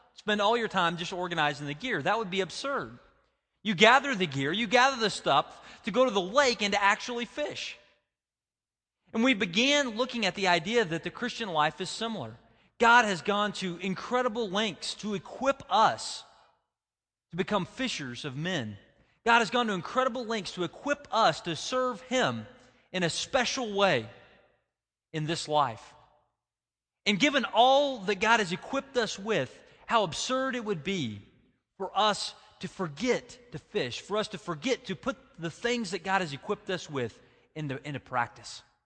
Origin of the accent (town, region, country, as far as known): United States